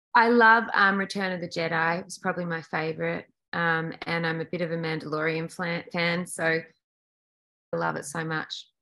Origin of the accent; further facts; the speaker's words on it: Australia; moved away; in Australia, it's so weird. We grew up like when I was a kid, like 60 or 70% of our TV content was American.